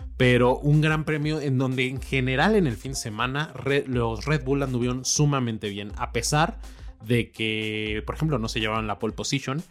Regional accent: Mexico; como mexicanos

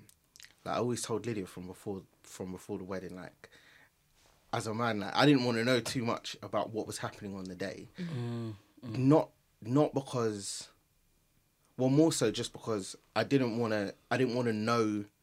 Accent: Nigeria; Like, it was, one, like, I'm Nigerian, so I've been to so many weddings.

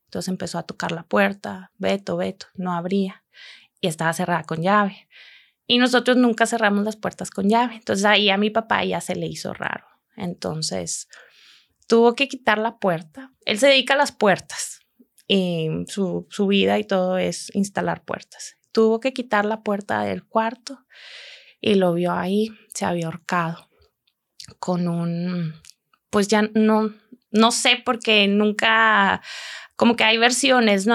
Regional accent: Monterrey, Nuevo León, Mexico; moved away as an adult; also born or lived in Germany; now in Chicago, United States; yo soy de aquí de Monterrey.

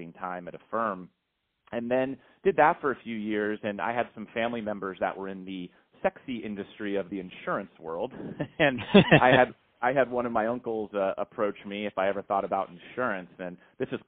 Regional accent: San Francisco Bay Area, California, United States; I grew up in the San Francisco Bay Area, you know, Silicon Valley

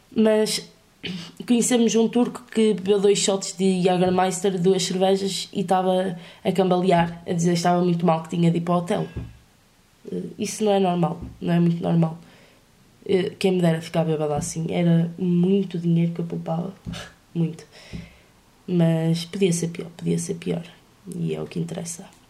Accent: Vila Real, Norte, Portugal; Eu sou de Vila Real, mas, eh, e estou a estudar na minha cidade.

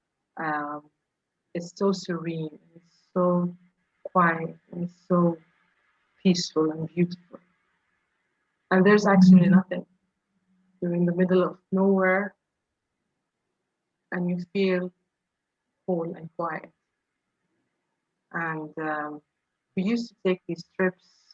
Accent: Saudi Arabia; moved away; I grew up in Saudi Arabia

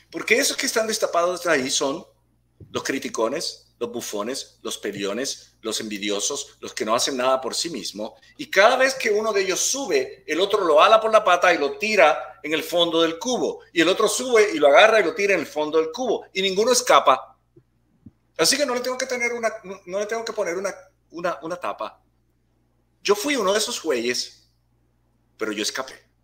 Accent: Puerto Rico; born there; Yo soy un espíritu, un ser nacido en una preciosa isla que se llama Puerto

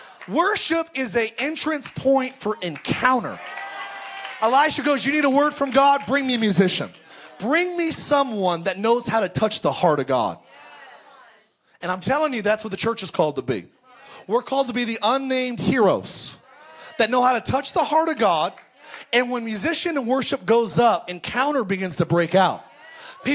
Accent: California, United States; I grew up in California

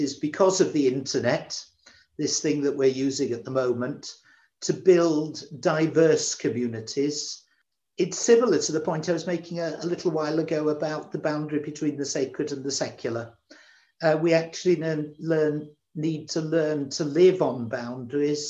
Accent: Manchester, North West England, United Kingdom; now in Wales, United Kingdom; I was brought up in Manchester

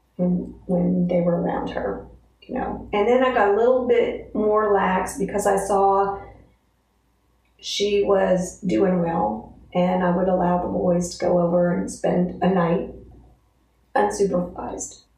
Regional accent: Altoona, United States; From Altoona

